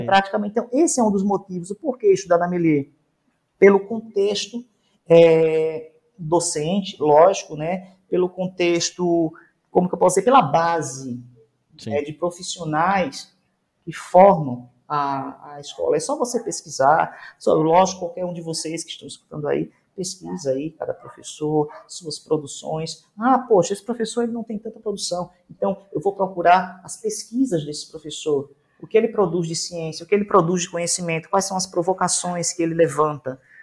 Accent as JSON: {"language": "Portuguese", "town": "Recife", "region": "Pernambuco", "country": "Brazil", "moved": "yes", "said": "sou recifense, gente. Ah, então, sou nordestino"}